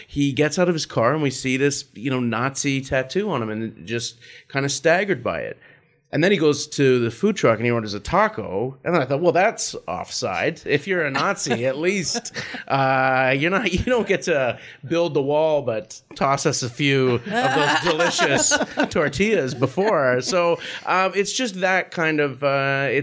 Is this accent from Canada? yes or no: yes; Vancouver, British Columbia, Canada; I'm from Vancouver and my wife's from Toronto